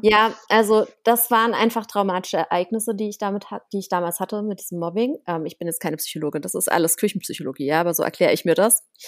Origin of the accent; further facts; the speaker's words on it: Germany; bei uns in Deutschland